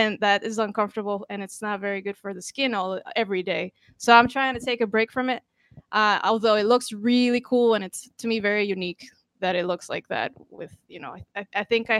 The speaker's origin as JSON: {"language": "English", "country": "Costa Rica", "said": "I'm from Costa Rica, so I'm Hispanic"}